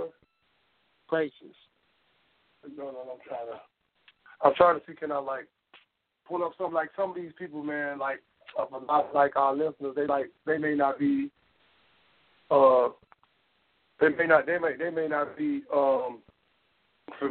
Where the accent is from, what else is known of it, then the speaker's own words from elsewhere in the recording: the South, United States; I'm from the South